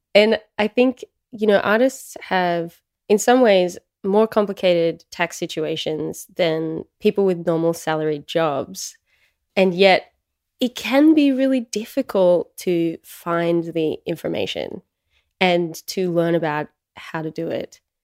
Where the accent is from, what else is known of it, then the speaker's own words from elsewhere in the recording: Australia; I'm Australian